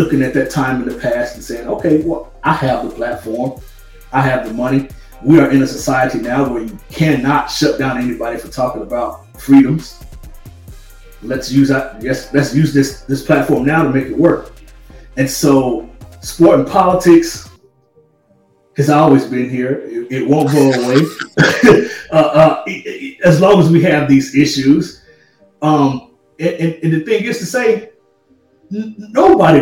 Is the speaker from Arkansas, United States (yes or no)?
yes; Arkansas, United States; now in Los Angeles, United States; my home state of Little Rock, home state of Arkansas